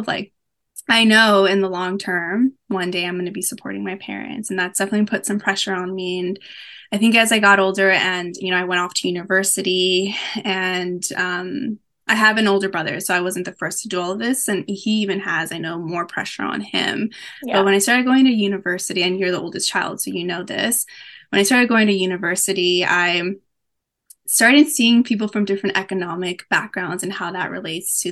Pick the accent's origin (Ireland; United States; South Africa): United States; Los Angeles, California; born and raised